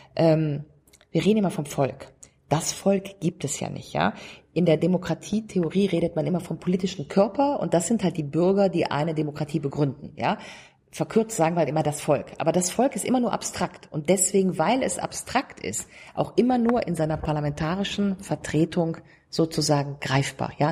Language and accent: German; Rhineland, Germany; da, wo ich herkomme, nämlich Rheinland